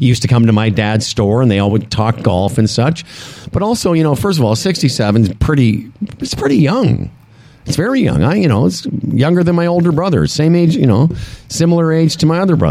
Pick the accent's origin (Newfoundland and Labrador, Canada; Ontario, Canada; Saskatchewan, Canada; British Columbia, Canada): Saskatchewan, Canada; Moose Jaw; moved away; my hometown of Moose Jaw, Saskatchewan